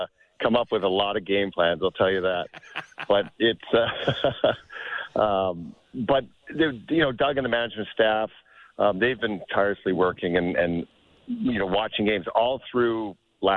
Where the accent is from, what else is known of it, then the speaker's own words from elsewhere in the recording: Prince George, British Columbia, Canada; growing up in Prince George